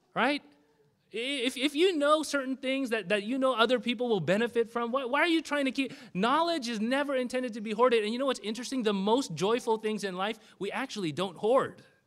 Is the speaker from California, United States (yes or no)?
yes; Bellflower, California, United States; I did grow up in this particular area, very close uh, to the Bellflower area. I went to a Dutch Reformed high school in Cerritos